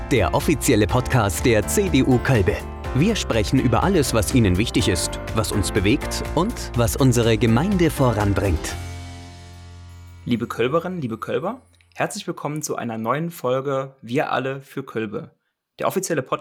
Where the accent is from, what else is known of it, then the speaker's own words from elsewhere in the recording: Kassel, Hesse, Germany; Ich komme aus der Region Kassel.